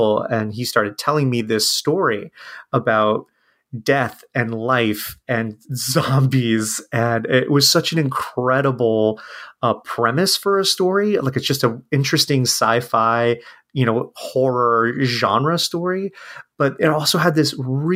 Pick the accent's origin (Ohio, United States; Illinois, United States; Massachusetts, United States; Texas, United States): Ohio, United States; also born or lived in San Francisco; I'm from Ohio, and it's where I live now.